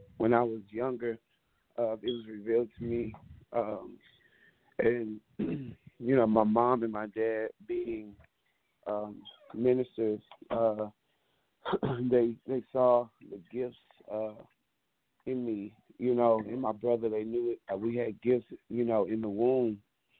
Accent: Dallas, Texas, United States; also born or lived in Plano, Texas; I'm originally from Dallas, Texas. I was born in Plano, and I was raised in Dallas.

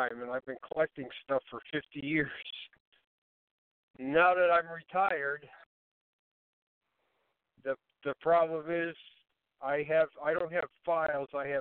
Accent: Ohio, United States; also born or lived in Connecticut; now in Canterbury, United States; I was born in Ohio. I live most – I've lived since I've been a civilian, I've lived most of the time in Connecticut, though

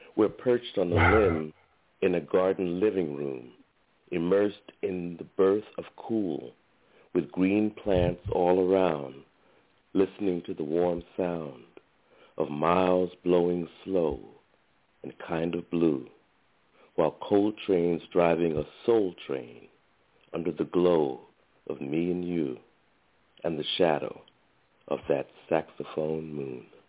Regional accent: Brooklyn, New York, United States; now in California, United States; I'm originally from from Brooklyn.

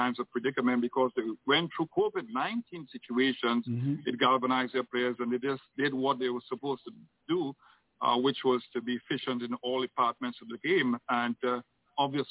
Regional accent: Trinidad & Tobago; I'm Trinidadian

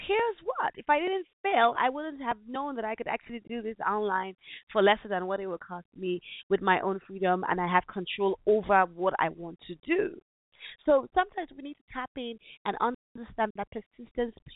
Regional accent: Nigeria; my home country

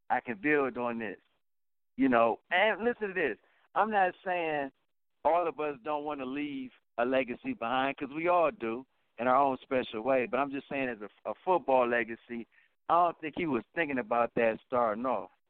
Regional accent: Connecticut, United States; I'm from Connecticut born and raised.

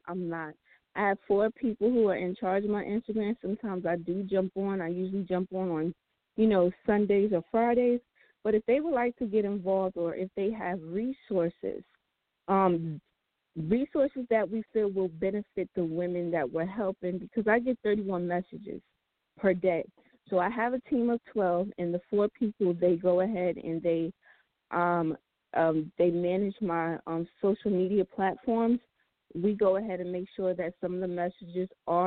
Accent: New Jersey, United States; my home state, New Jersey

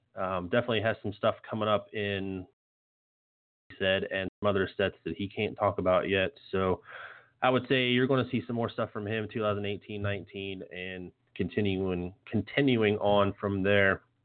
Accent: Morgantown, West Virginia, United States; moved away; I'm originally from Morgantown, so me being newer to the area

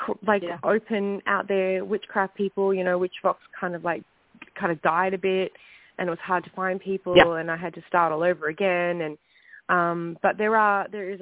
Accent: Perth, Western Australia, Australia; moved away as an adult; now in Vancouver, Canada; I am from Perth, Western Australia, but I now live in Vancouver, British Columbia

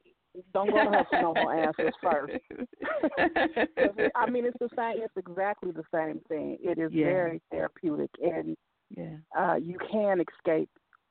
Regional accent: Midwest, United States; now in California, United States; I'm from the Midwest, but I'm here in California now.

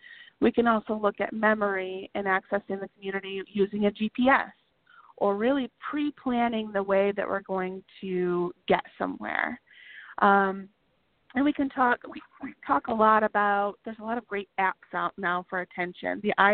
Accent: Michigan, United States; We're from Michigan, so we have snow just like you do in Minnesota.

